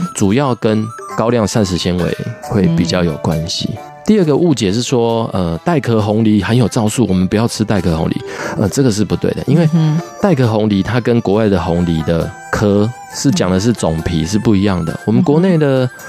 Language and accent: Chinese; Pingtung County, Taiwan; 我老家在屏东